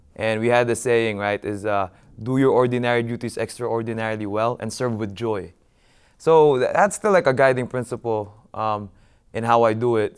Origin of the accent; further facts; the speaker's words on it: Philippines; moved away; my hometown of Mandaluyong